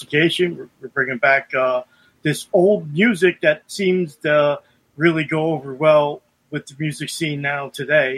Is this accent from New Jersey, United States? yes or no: yes; Bergen County, New Jersey, United States; also born or lived in Lodi, New Jersey; now in Albrightsville, United States; I'm from originally from Bergen County, New Jersey